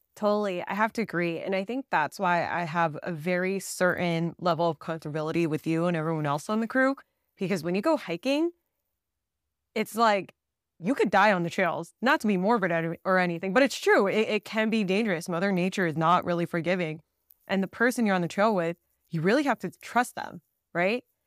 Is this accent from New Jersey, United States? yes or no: yes; New Jersey, United States; now in Southern California, United States; I actually grew up in Jersey in the East Coast.